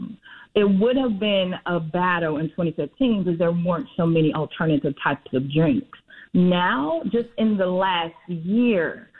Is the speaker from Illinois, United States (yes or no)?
yes; Chicago, Illinois, United States; we're Chicagoans born and bred on the South and West sides